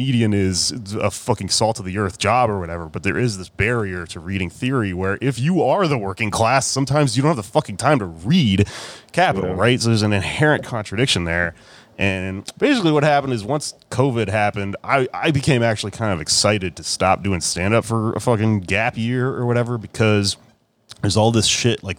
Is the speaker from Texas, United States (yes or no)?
yes; Texas, United States; as Texan, as a young person, I got convinced by just conservative people around me